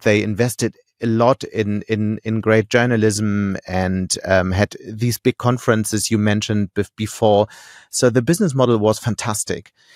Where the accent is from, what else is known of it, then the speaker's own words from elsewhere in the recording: Hamburg, Germany; moved away as an adult; also born or lived in Munich; now in Düsseldorf, Germany; I'm from Hamburg